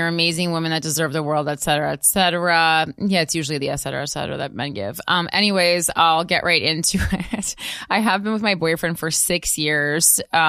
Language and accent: English; Midwest, United States; I know that's shocking because we're from the Midwest